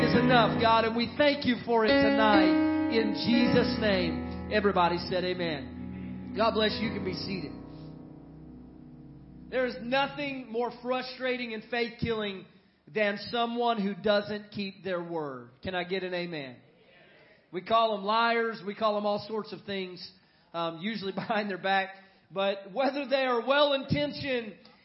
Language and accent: English; San Antonio, Texas, United States; now in Monroe, United States; my hometown is San Antonio, Texas